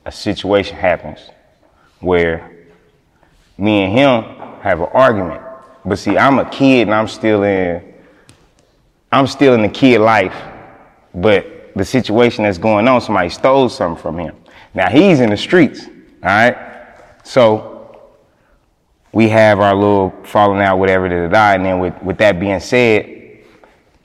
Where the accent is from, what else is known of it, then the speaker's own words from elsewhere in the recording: Kansas City, Kansas, United States; I'm from the Kansas side.